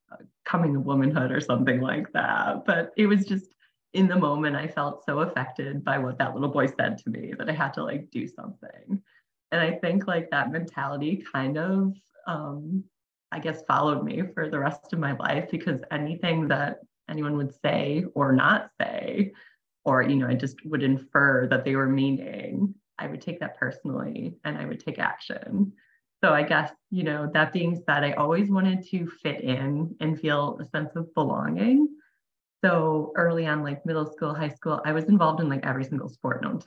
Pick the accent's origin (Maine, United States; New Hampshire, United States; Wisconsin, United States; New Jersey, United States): Wisconsin, United States; also born or lived in Phoenix, Arizona; I live in Wisconsin. I've pretty much lived here my entire life